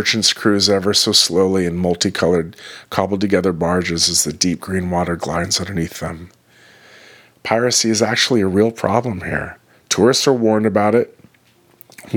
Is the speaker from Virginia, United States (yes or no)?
no; New York City, New York, United States; I was from New York City